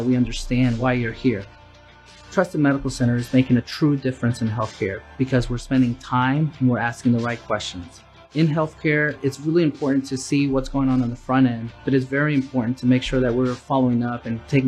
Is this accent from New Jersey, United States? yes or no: no; New York City, New York, United States; Growing up in New York City